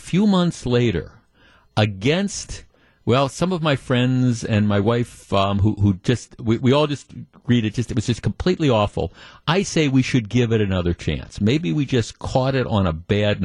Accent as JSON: {"language": "English", "town": "Glendale", "region": "Wisconsin", "country": "United States", "tie": "born or raised there", "also_born_or_lived": "Whitefish Bay, Wisconsin", "said": "I grew up in Glendale and then lived in Whitefish Bay"}